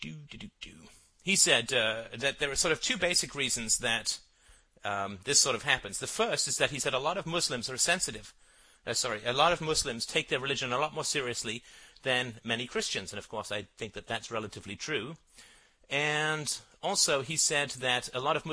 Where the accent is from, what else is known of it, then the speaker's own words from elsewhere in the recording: Ireland; I come from Ireland, and our lands were colonized by the British